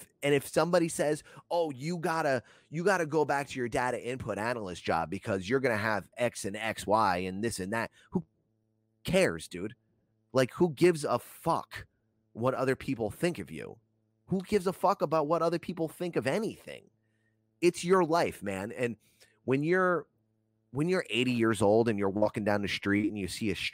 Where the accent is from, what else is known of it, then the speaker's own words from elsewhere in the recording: New Jersey, United States; also born or lived in Broward County, Florida; I was born in Florida, but I was raised in New Jersey.